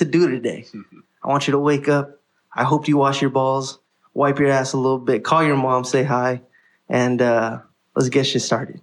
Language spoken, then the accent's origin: English; Los Angeles, California, United States; I'm from here.